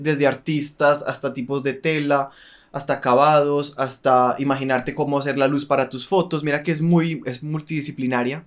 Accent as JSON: {"language": "Spanish", "country": "Colombia", "moved": "as an adult", "said": "uno como colombiano"}